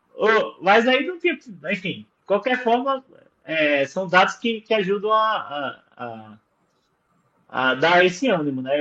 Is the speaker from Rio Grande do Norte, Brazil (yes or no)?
yes; Caicó, Rio Grande do Norte, Brazil; moved away; minha terra lá em Caicó